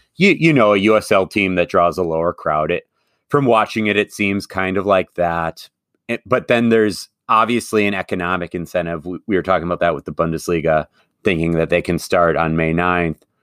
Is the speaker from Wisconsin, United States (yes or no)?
yes; Madison, Wisconsin, United States; I'm a Forward Madison fan, and part of the reason I am is not just the love of my hometown